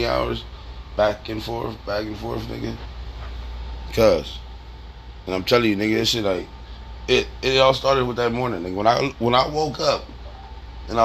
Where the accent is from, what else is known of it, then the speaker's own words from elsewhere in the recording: California, United States; I'm from Cali